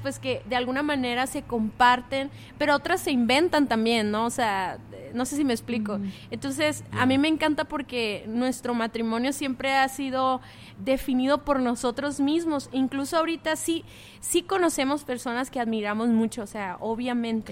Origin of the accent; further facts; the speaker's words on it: Mexicali, Baja California, Mexico; nosotros venimos de Mexicali